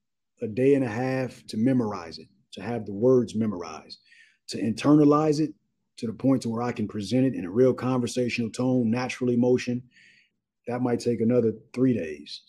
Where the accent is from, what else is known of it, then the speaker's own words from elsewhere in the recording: Los Angeles, California, United States; I'm from South Central Los Angeles